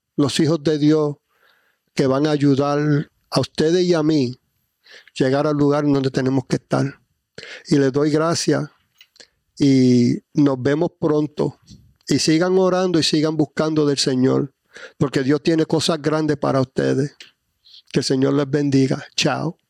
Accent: New Jersey, United States; moved away as an adult; now in Florida, United States; yo me crié en New Jersey

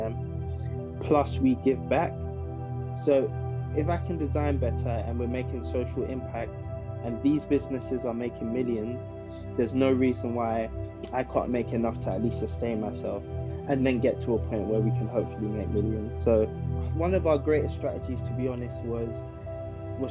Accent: London, United Kingdom; I grew up in South London, in an area called Camberwell, to be specific

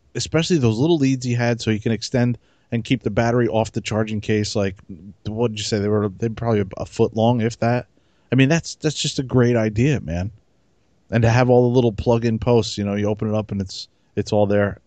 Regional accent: New Jersey, United States; I'm from Jersey

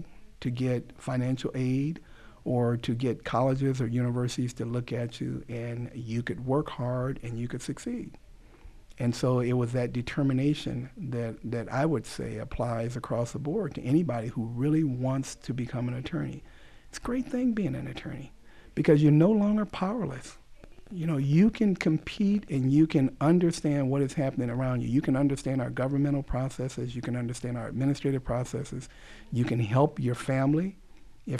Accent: Los Angeles, California, United States; I grew up in South Central Los Angeles

